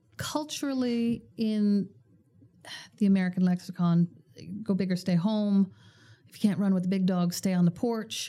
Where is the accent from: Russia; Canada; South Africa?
Canada; as Canadians